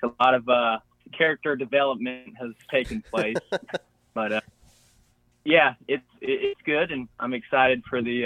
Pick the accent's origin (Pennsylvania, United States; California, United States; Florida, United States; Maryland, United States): Florida, United States; Pensacola; I am from Pensacola, Florida, down there by the Gulf of Mexico